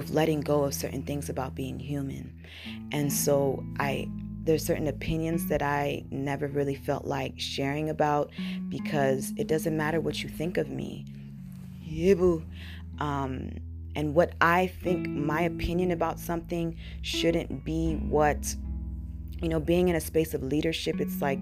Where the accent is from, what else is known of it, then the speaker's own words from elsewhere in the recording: United States; first language English; also born or lived in Burkina Faso; I came to the United States when I was very young